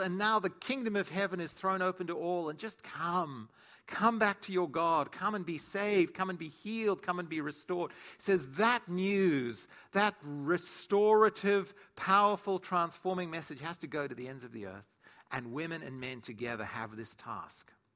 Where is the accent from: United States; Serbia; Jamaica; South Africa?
South Africa; moved away; growing up in South Africa, or in Africa